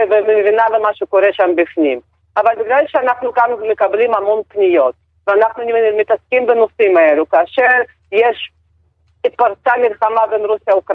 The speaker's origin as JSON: {"language": "Hebrew", "country": "Israel", "said": "אנחנו ישראלים שיודעים גם שפה נוספת, ובאותה מידה אפשר לדבר על הכל"}